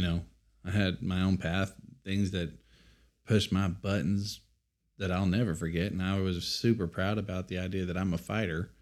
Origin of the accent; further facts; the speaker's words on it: Amarillo, Texas, United States; We were raised in North Amarillo